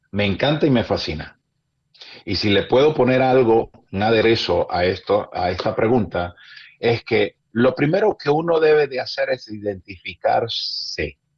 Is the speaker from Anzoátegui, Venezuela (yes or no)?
no; Maracaibo, Zulia, Venezuela; born there; Cuando a mí me dicen, ¿de dónde eres? El regionalista dice de Maracaibo, yo digo de Venezuela, pero nací en Maracaibo.